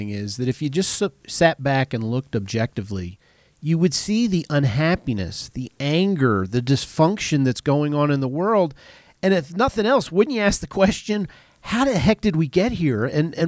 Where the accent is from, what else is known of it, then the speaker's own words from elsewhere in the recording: Philadelphia, Pennsylvania, United States; I grew up in Philly